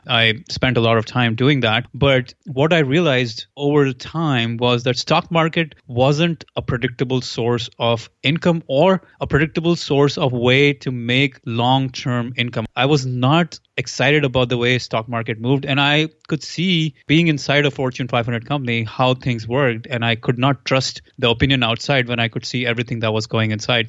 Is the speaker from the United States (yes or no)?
no; India; moved away; I am from India originally, so I'm a physics guy